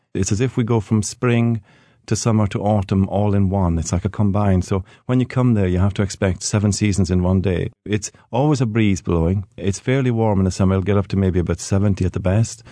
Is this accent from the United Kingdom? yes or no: yes; Hebrides, Scotland, United Kingdom; growing up in the Hebrides